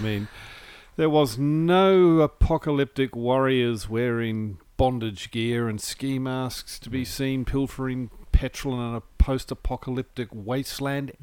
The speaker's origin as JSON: {"language": "English", "country": "New Zealand", "tie": "born or raised there", "said": "growing up in New Zealand"}